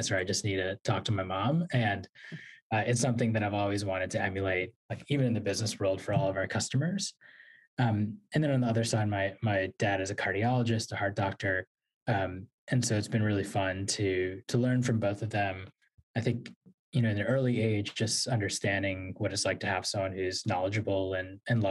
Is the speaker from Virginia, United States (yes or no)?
yes; Virginia, United States; moved away as an adult; also born or lived in New York City; now in Washington, D.C., United States; I was born in New York City, grew up in Virginia, and have lived in Washington, D.C. and spent a lot of time in New York ever since